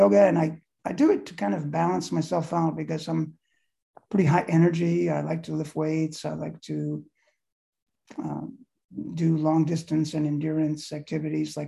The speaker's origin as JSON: {"language": "English", "town": "South Bend", "region": "Indiana", "country": "United States", "tie": "born or raised there", "said": "I grew up in South Bend, Indiana, which is where Notre Dame is"}